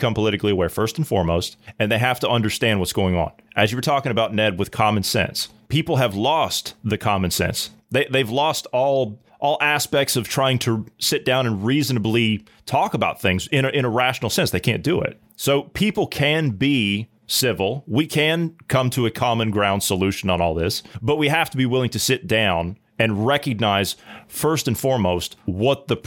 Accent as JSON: {"language": "English", "country": "United States", "said": "as an American"}